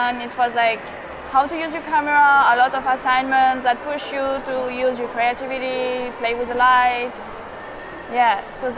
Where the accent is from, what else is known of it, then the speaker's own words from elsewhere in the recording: Rennes, Brittany, France; English is a second language; moved away as an adult; now in New York, United States; I'm from Rennes. It's in the northwest, Bretagne.